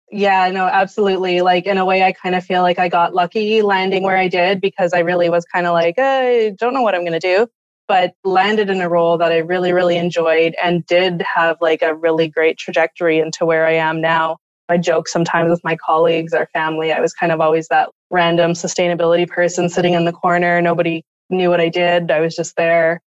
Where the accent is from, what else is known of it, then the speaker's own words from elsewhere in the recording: Thunder Bay, Ontario, Canada; I grew up in Thunder Bay, Ontario, Northwestern Ontario